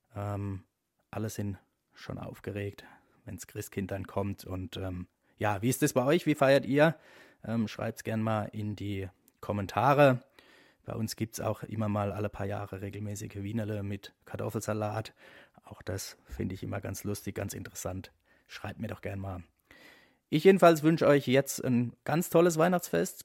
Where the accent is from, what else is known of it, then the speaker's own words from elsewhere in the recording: Eberbach, Baden-Württemberg, Germany; Eberbach in meiner Heimatstadt